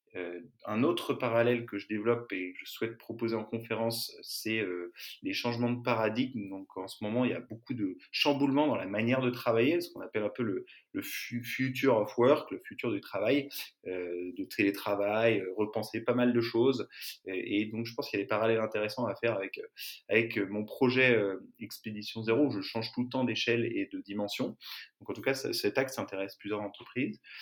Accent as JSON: {"language": "French", "town": "Larmor-Plage", "region": "Brittany", "country": "France", "tie": "born or raised there", "moved": "yes", "lives_now": "Marseille, France", "said": "j'ai grandi en Bretagne, dans le Morbihan, à Larmor-Plage"}